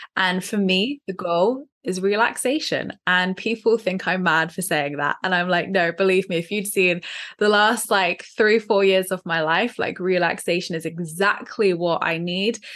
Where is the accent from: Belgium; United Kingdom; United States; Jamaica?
United Kingdom; Dorset, South West England; from Dorset